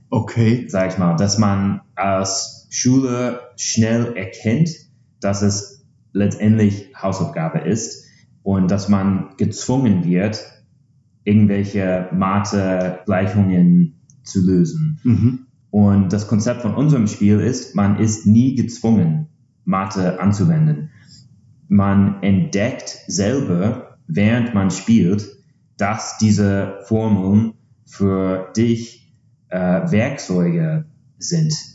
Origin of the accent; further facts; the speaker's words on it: United States; German is a second language; moved away as an adult; now in Berlin, Germany; Ich bin in den USA aufgewachsen